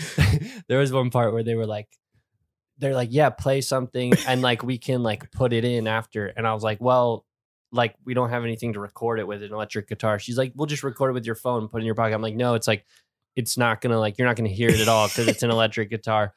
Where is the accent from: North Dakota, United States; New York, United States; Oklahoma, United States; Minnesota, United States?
New York, United States; Warwick; I grew up in Warwick, New York, which is a pretty, like, rural area in upstate New York